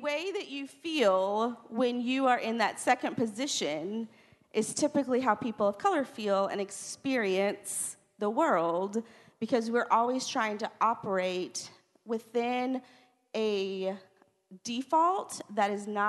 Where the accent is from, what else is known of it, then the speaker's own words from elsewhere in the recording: Texas, United States; born there; because I feel like it has given me such perspective in the way that I was born in South Texas